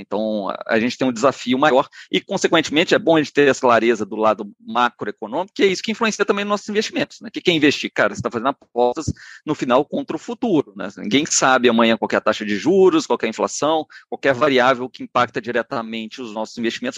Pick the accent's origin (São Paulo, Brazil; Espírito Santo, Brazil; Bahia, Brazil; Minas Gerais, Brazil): Minas Gerais, Brazil; also born or lived in Rio de Janeiro; eu me formei em economia na UFMG, eu sou, sou mineiro